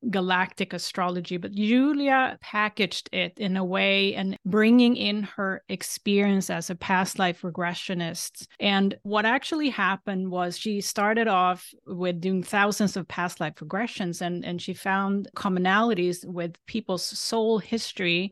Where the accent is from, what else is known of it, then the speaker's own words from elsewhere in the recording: Sweden; moved away; I grew up in Sweden